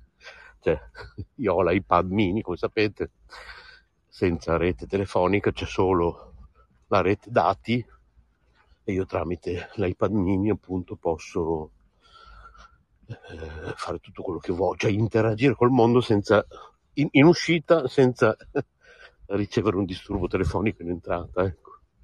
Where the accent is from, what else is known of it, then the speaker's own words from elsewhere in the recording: Bologna, Emilia-Romagna, Italy; da buon bolognese come me